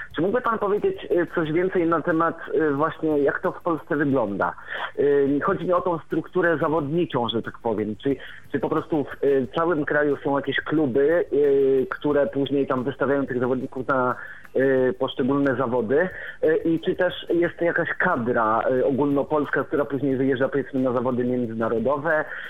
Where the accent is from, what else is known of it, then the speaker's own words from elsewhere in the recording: Warmian-Masurian Voivodeship, Poland; jestem z Warmii i Mazur